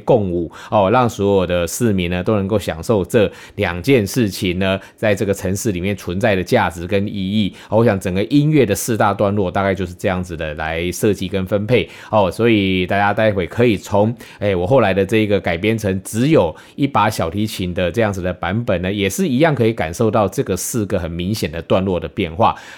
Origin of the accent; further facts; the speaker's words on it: Kaohsiung, Taiwan; 我想身为高雄人的我呢，哦，从小到大其实也感受非常的多。